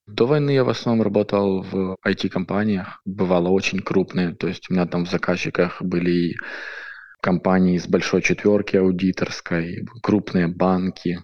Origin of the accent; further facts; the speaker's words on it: Chernihiv, Chernihiv Oblast, Ukraine; я сам из Чернигова, самый северный город Украины